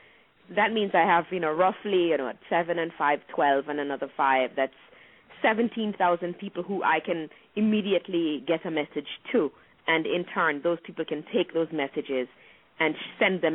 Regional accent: Montego Bay, Saint James, Jamaica; moved away as an adult; also born or lived in Kingston, Jamaica; now in New York, United States; I was born in Montego Bay, born in St. James, and then I left St. James to go to Kingston when I was 16 to go to university, and then I left for New York at 24.

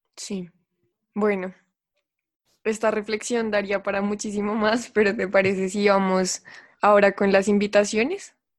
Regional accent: Colombia; Colombia, que es de donde vengo

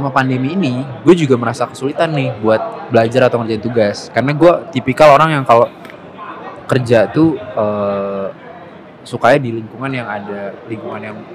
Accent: Jakarta, Indonesia; Gue gede di Jakarta. Jakarta. Yoi.

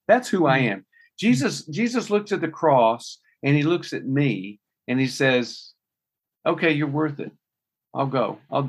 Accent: United States; I'm an American Christian.

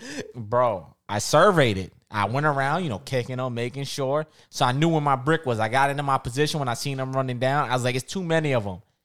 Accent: New York City, New York, United States; growing up in Rockaway

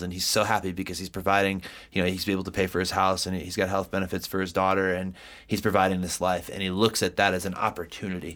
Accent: East Coast, United States; now in Colorado, United States; I'm from the East Coast. We are very direct people.

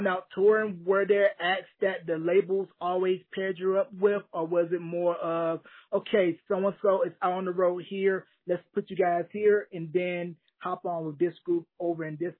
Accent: North Carolina, United States; I'm originally from North Carolina

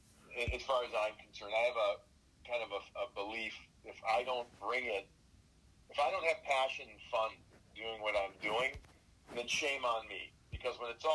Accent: Chicago, Illinois, United States; moved away; also born or lived in New York City; being a Chicagoan by birth

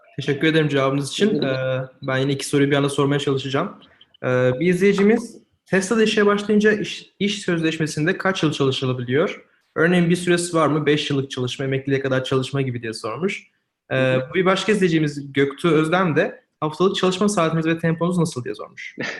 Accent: Eskişehir, Turkey; Ben de Eskişehirliyim

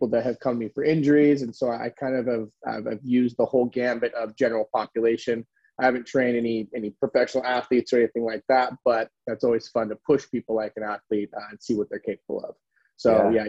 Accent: California, United States; now in San Francisco, United States; I'm born and raised in California. California boy, I never left

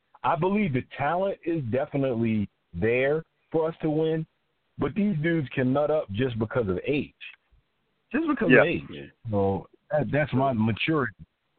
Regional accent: Philadelphia, Pennsylvania, United States; I'm from Philly, guys.

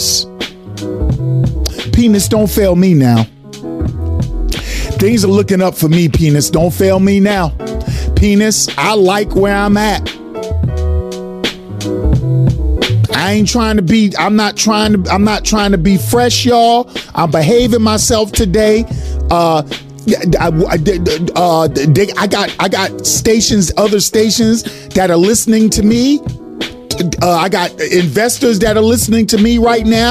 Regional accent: New York, United States; I'm from New York. I say skull

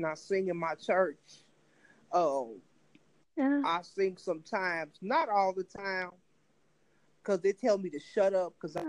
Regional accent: Compton, California, United States; I'm from California, Compton, California.

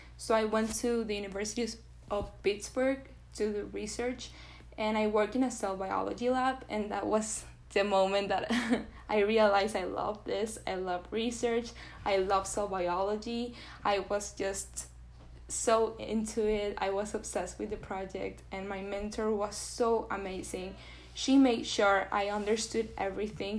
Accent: Venezuela; English is a second language; moved away as an adult; now in United States; I was born in Venezuela and I was raised in Venezuela. So I lived in Venezuela for 18 years of my life. I moved to the US very recently, three years ago

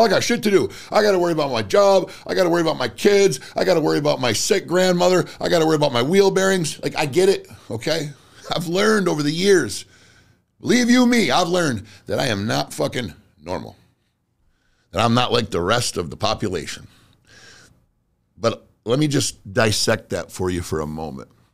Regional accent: United States; I am an American

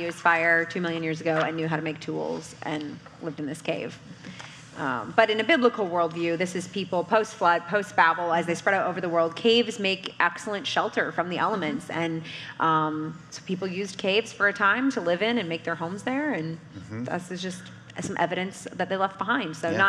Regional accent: Canada; in Alberta, Canada, my home country

